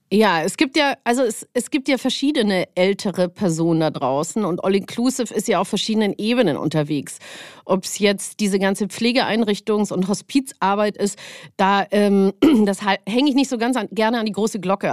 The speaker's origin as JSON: {"language": "German", "town": "Munich", "region": "Bavaria", "country": "Germany", "moved": "yes", "lives_now": "Hamburg, Germany", "said": "Aufgrund meiner genetischen Historie bin ich äh, auch äh, aus München"}